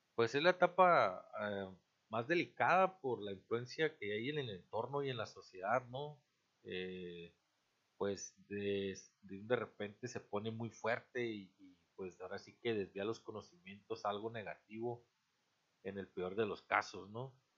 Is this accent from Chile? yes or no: no; Mexico; somos un mexicano más en este país